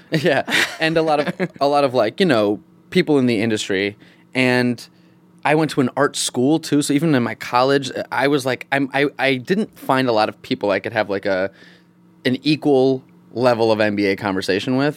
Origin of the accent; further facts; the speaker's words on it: Syracuse, New York, United States; moved away as an adult; also born or lived in Boston / Chicago; now in Los Angeles, United States; I was born in Boston, but I was raised in upstate New York, and then I lived for twelve years in Chicago